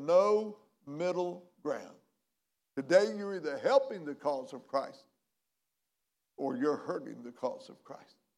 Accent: McLeansboro, Illinois, United States; my hometown, McLeansboro, Illinois

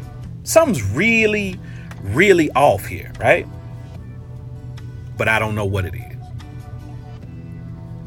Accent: Cincinnati, Ohio, United States; moved away as an adult; also born or lived in Florida; my old neighborhood where I grew up in the Fay Apartments

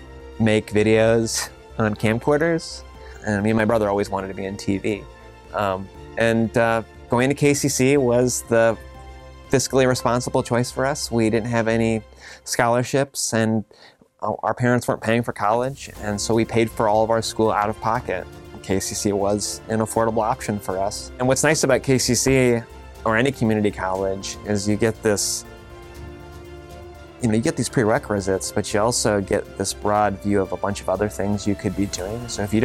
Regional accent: Kankakee, Illinois, United States; I'm born and raised in Kankakee, Illinois. I grew up on Chicago Avenue in the historical district.

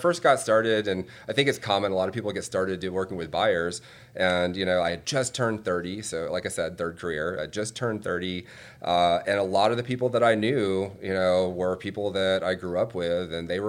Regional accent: Atlanta, Georgia, United States; I was growing up in Atlanta in the 90s.

